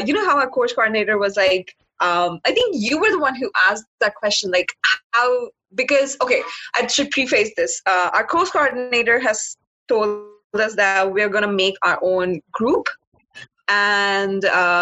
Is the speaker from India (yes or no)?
yes; India; moved away as an adult; now in Canada; I'm from India, but currently I'm studying in Canada, pursuing my postgrad studies